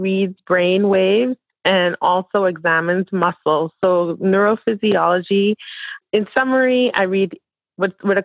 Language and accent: English; Nassau, New Providence, Bahamas; moved away as an adult; also born or lived in Atlanta, Georgia / Miami, Florida; now in Kentucky, United States; I'm originally from Nassau, Bahamas